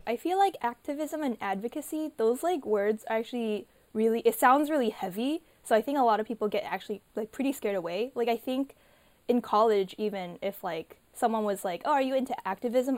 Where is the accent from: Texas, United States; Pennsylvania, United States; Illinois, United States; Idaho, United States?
Illinois, United States; I grew up in Illinois